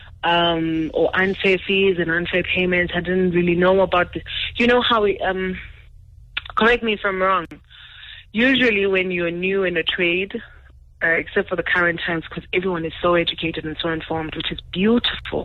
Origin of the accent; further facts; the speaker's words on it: Eastern Cape, South Africa; I'm from the Eastern Cape and rather middle class, normal family